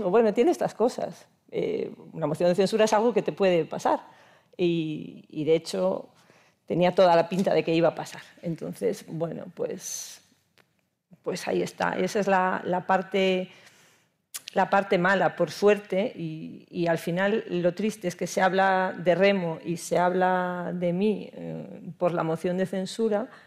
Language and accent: Spanish; Castropol, Asturias, Spain; en Castropol, por supuesto en, mi club, en mi pueblo, que empezamos a remar las niñas, pues eso, a final de los 70, primeros de los 80